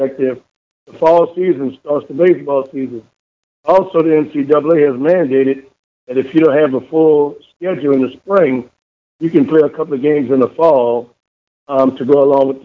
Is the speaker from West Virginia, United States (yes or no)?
no; New Orleans, Louisiana, United States; also born or lived in Western Oklahoma / Grambling, Louisiana; now in Dallas, United States; I'm from New Orleans, Louisiana.